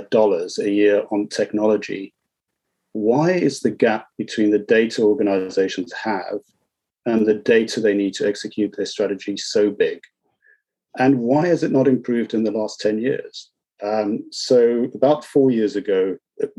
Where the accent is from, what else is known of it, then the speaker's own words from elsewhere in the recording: South Africa; So I was born in South Africa